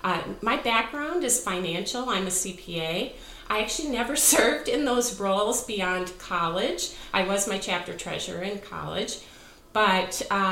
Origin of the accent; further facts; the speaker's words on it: Illinois, United States; Two of us grew up outside of Chicago, and Marion and Barb grew up in the suburbs. Lynn and I were more downstate, as they say.